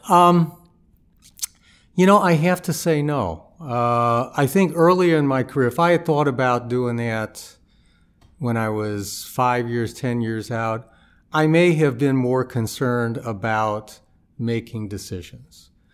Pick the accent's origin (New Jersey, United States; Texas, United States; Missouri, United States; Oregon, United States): Missouri, United States; St. Louis; moved away as an adult; also born or lived in Chicago; I grew up in Saint Louis